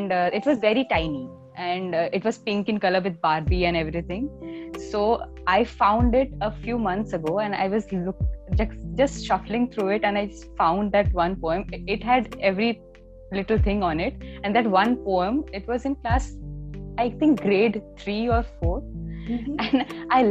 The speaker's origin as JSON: {"language": "English", "country": "India", "said": "I'm a poet from India"}